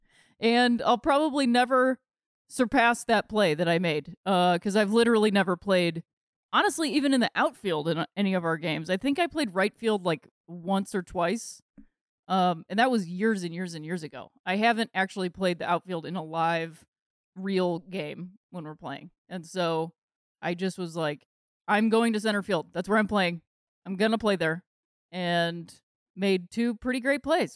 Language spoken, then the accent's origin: English; Akron, Ohio, United States; my hometown of Akron